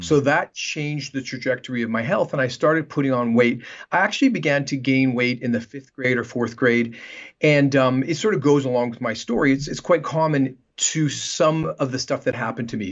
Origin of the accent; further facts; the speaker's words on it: Canada; moved away as an adult; also born or lived in Vancouver, Canada / Los Angeles, United States; now in Manhattan Beach, United States; I'm Canadian, and, um, I practiced in Canada for about ten years in Vancouver. before moving down to Los Angeles